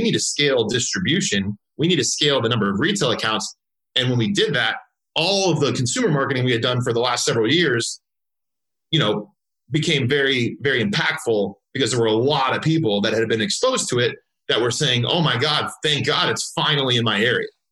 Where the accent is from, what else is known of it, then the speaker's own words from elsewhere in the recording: Southern California, United States; I grew up actually in Southern California